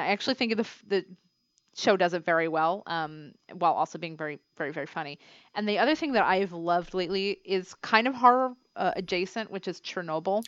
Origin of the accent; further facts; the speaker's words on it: New York, United States; now in Cambridge, United States; I'm actually from New York